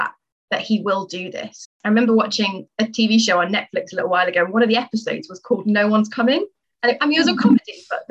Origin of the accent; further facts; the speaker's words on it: Stafford, West Midlands, United Kingdom; moved away as an adult; also born or lived in Southampton; I'm originally from Stafford, so I'm from Birmingham Diocese, born and bred